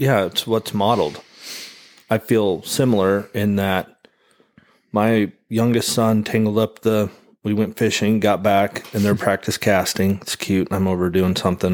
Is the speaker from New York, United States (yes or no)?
no; American Falls, Idaho, United States; moved away; my hometown I grew up in, American Falls